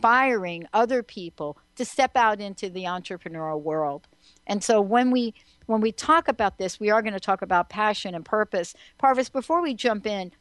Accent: New York City, New York, United States; when I was growing up in New York City and homeless at 17

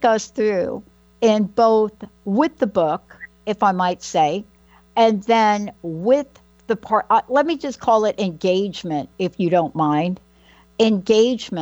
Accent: New York, United States; I'm from New York

